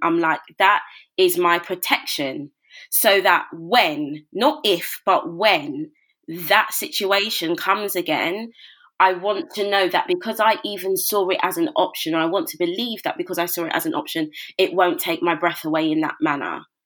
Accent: London, United Kingdom; moved away as an adult; now in Milton Keynes, United Kingdom; Born and raised in Brixton, South London

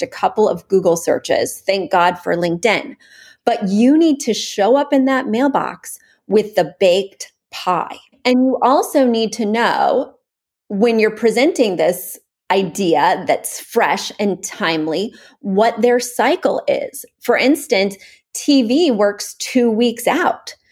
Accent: Missouri, United States; now in New York, United States; I'm from Missouri

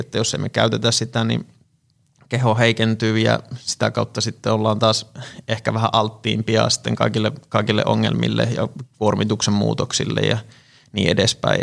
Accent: Tampere, Pirkanmaa, Finland; olen tamperelainen fysioterapeutti

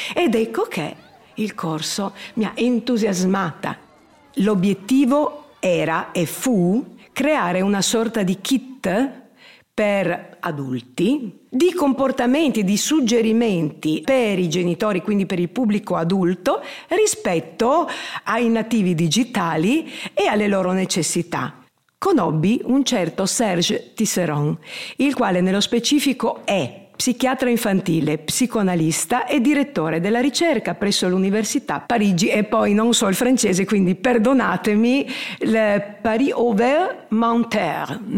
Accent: Trieste, Friuli-Venezia Giulia, Italy; Sono nata a Trieste, non ho origini triestine, prettamente triestine, anzi molto del sud, però Trieste mi ha dato i natali e ci vivo benissimo

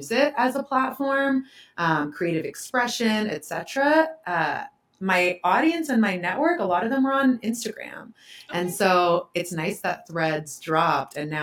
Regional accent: Euless, Texas, United States; also born or lived in Waco, Texas; I was born and raised in the Dallas-Fort Worth area. I grew up in a small town called Euless, Texas

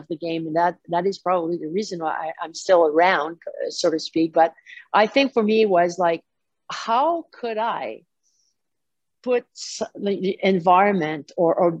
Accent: Deux-Montagnes, Quebec, Canada; also born or lived in Montreal, Canada; I grew up in Der Montagne. There was no rink

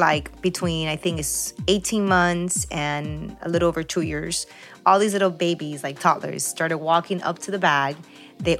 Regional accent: Peru; now in Miami, United States; I was born in Peru

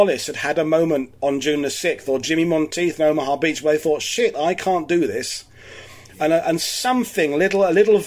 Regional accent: United Kingdom; now in Normandy, France; as a Brit

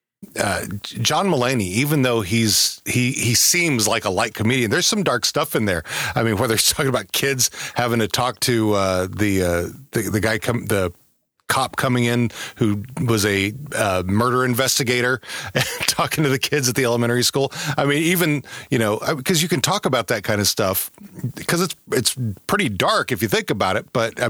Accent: Texas, United States; growing up in Texas

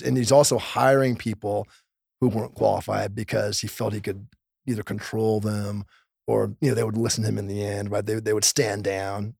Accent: Los Angeles, California, United States; born or raised there

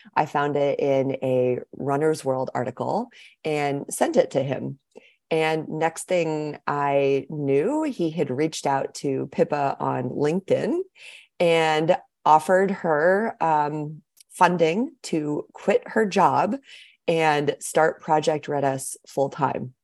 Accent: Seattle, Washington, United States; moved away as an adult; also born or lived in Walla Walla, Washington; now in Anchorage, United States; I grew up in Seattle, Washington

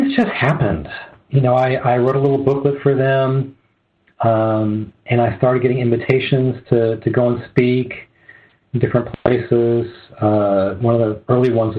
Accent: Southern California, United States; moved away as an adult; also born or lived in Arizona; I'm from Southern California, but I moved to mm-hmm. Arizona in 1990

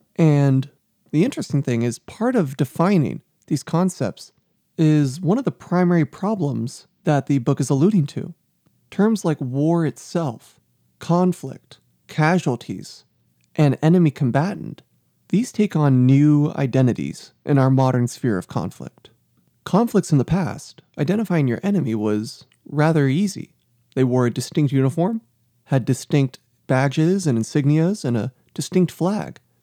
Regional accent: South Texas, United States; I was raised in South Texas, primarily conservative, Republican

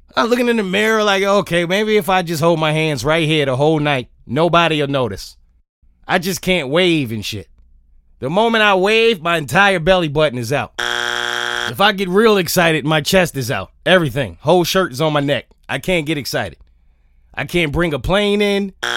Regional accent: New York, United States; being a New Yorker

